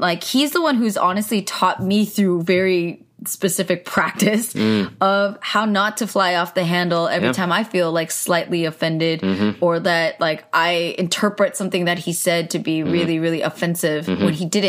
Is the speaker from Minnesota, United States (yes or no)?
no; California, United States; I grew up a California girl.